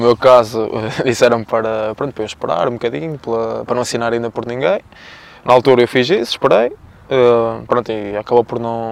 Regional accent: Cucujães, Aveiro District, Portugal; passei para, para o Atlético para o Cujens, que era da minha terra

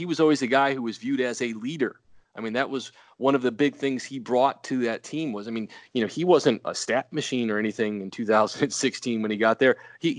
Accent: Carbondale, Illinois, United States; You know, we never have to say we're from Carbondale.

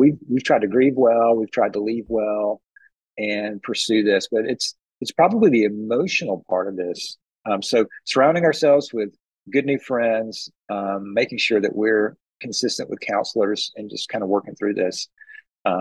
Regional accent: Atlanta, Georgia, United States; I'm from Atlanta

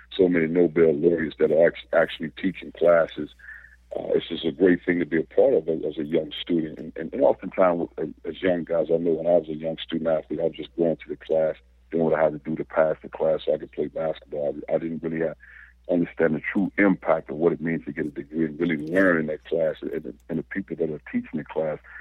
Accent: East St. Louis, Illinois, United States; growing up in East St. Louis

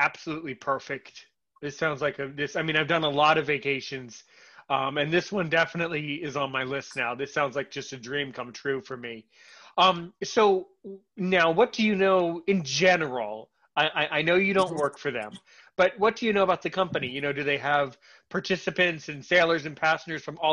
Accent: United States; right now I'm American

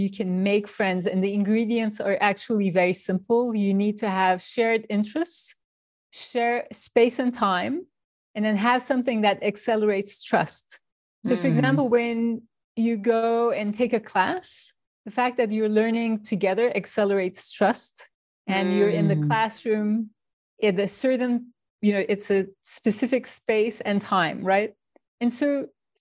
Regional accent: Turkey; moved away as an adult; now in United States; I come from Turkey.

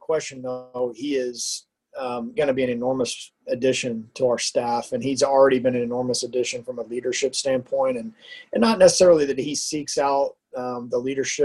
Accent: Houston, Texas, United States; moved away as an adult; now in Lincoln, United States; I'm a Texan. I grew up in the Houston area

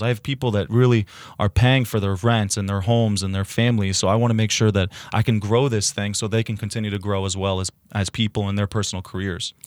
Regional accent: the Ridge, New Jersey, United States; moved away as an adult; now in Hoboken, United States; The Ridge Diablo is named after my hometown

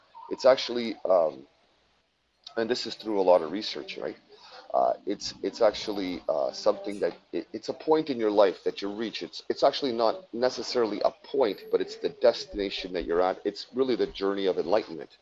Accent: Quebec, Canada; I'm from Quebec, so from Canada, Quebec, Canada.

